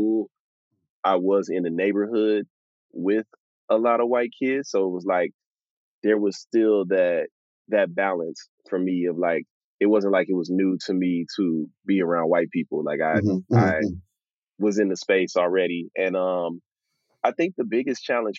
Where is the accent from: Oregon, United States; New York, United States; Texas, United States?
Texas, United States; Houston; growing up in Texas